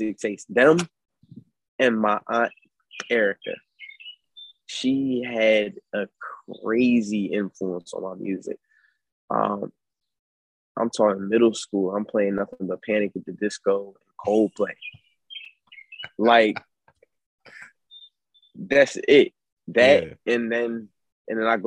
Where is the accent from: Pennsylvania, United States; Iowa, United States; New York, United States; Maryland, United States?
Pennsylvania, United States; Philadelphia; I'm from North Philadelphia, PA